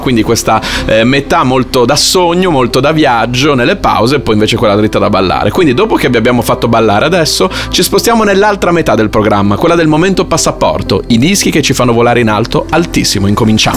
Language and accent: Italian; Bologna, Emilia-Romagna, Italy; sono bolognese